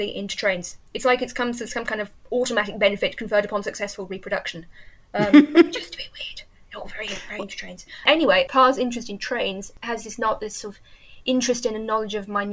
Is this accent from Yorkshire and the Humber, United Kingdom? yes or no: yes; Yorkshire and the Humber, United Kingdom; I've lived here almost all my life. I was brought up about an hour away